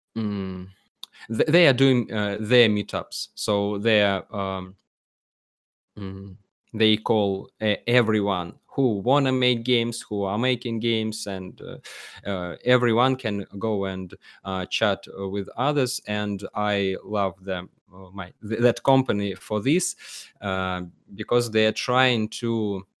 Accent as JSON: {"language": "English", "town": "Penza", "region": "Penza Oblast", "country": "Russia", "second_language": "English", "said": "I am from the city called Penza"}